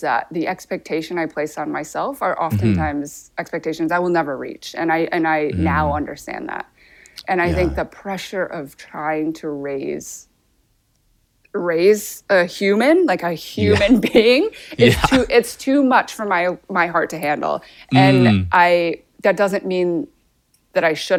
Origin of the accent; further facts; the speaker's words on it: Grand Rapids, Michigan, United States; also born or lived in Seoul, South Korea; Grand Rapids, where I grew up for 18 years of my life.